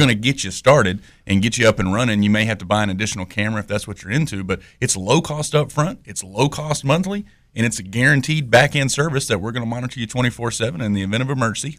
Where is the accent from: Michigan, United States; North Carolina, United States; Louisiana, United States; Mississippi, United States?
North Carolina, United States; Greenville; moved away as an adult; now in Youngsville, United States; I'm from the Greenville, North Carolina area, so I'm an Eastern North Carolina guy myself.